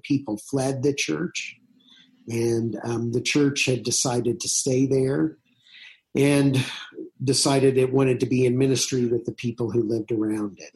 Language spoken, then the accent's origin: English; southern Indiana, United States; moved away as an adult; also born or lived in French Lick, Indiana / Huntingburg, Indiana / Whiteland, Indiana; now in Boulder, United States; I grew up um, in small in churches in southern Indiana.